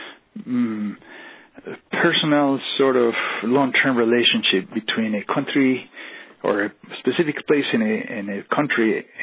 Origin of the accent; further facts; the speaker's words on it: Colombia; moved away; I am from Colombia.